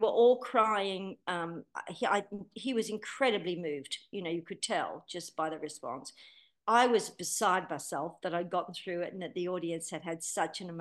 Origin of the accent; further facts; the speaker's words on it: Rockdale, New South Wales, Australia; moved away as an adult; also born or lived in England; growing up in Rockdale, singing in my lounge room to all those records as a little girl